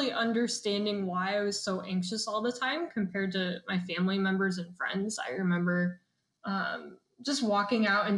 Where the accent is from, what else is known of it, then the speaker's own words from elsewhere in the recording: the Midwest, Iowa, United States; I'm from the Midwest, and Midwestern is very traditional.